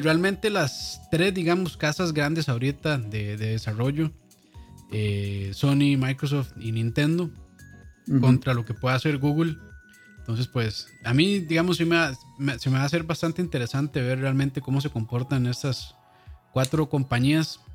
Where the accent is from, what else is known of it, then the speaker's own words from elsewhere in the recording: Costa Rica; aquí en Costa Rica